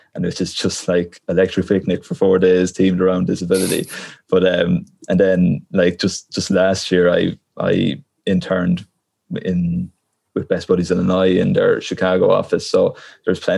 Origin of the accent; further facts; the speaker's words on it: Portarlington, Leinster, Ireland; now in Galway, Ireland; I'm from Port Arlington